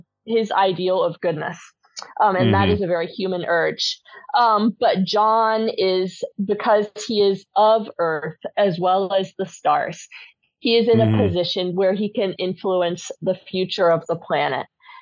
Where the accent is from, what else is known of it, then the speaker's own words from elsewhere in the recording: United States; moved away; also born or lived in United Kingdom; I spent a large portion of my childhood there, and I feel like I have the right as an American